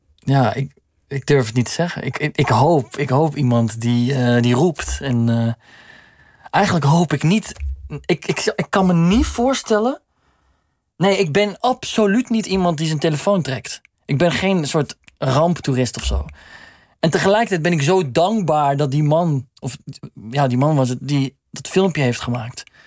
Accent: Netherlands; we zijn gewoon Nederlanders

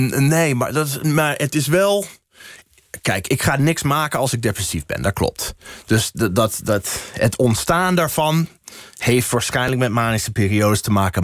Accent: Boston, Massachusetts, United States; Dutch is a second language; moved away as an adult; also born or lived in New Hampshire / Colorado; now in Netherlands; Ik kom uit Boston

